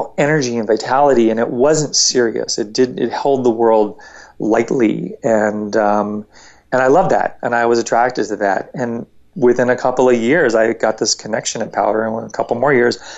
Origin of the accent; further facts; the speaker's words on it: Northern Virginia, United States; I grew up in Northern Virginia